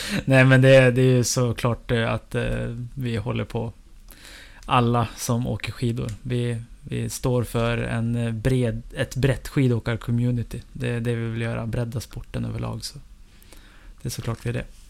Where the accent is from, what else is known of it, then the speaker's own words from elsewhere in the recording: Evertsberg, Dalarna County, Sweden; moved away; festvecka hemma i Eversberg